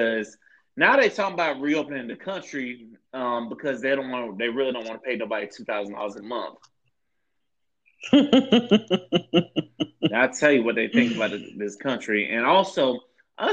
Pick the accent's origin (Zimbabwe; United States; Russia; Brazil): United States; Florida; growing up in Florida